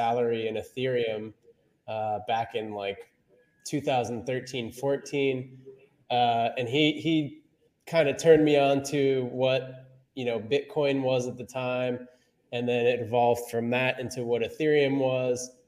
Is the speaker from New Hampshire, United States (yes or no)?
yes; New Hampshire, United States; I'm from New Hampshire originally.